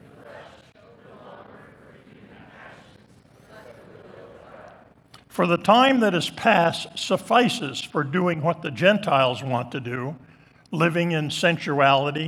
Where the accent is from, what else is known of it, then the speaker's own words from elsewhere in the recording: Island Pond, Vermont, United States; moved away; also born or lived in Dover Plains, New York; In the church that I grew up in Island Pond, Vermont